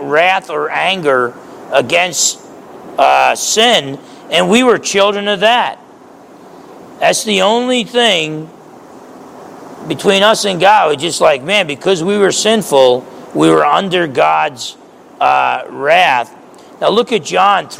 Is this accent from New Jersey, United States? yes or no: yes; New Jersey, United States; I grew up in New Jersey